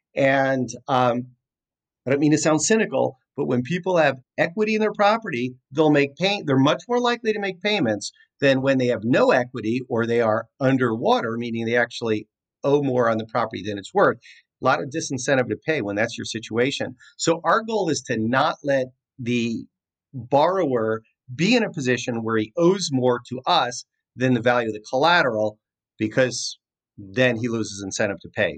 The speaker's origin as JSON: {"language": "English", "region": "New Jersey", "country": "United States", "tie": "born or raised there", "moved": "yes", "lives_now": "California, United States", "said": "I grew up in New Jersey"}